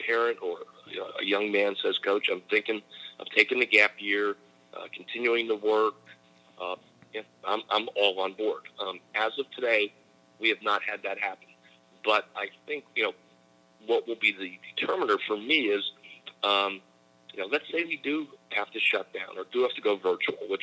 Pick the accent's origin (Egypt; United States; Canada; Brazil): United States; Shamokin, Pennsylvania; I am from a small coal mining town in the middle of Pennsylvania called Shamokin, Pennsylvania